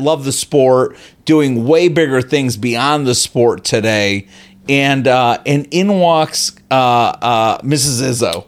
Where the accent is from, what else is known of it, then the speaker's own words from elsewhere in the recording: Chicago, Illinois, United States; I'm from Chicago